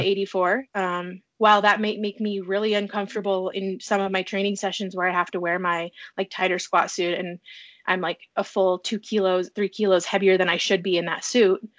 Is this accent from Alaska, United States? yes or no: yes; a town 400 miles west of Anchorage, rural Alaska, United States; I'm from a town 400 miles west of Anchorage. The town is a hub of um, 56 villages. So the, my hometown has like six or seven thousand people